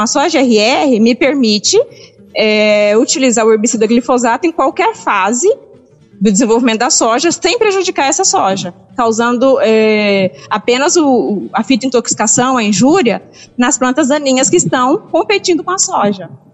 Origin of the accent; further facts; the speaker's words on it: Cassilândia, Mato Grosso do Sul, Brazil; now in Rio Verde, Brazil; Eu sou de Cacilândia, Mato Grosso do Sul.